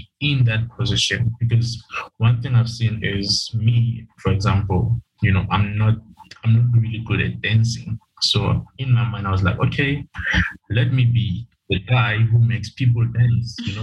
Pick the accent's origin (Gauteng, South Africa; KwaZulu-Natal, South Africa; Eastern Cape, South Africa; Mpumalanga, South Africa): Gauteng, South Africa; Vaal Triangle; I'm from Gauteng, South Wild Triangle